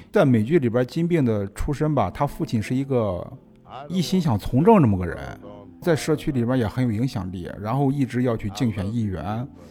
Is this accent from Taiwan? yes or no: no; China; 我们中国人也有这个情节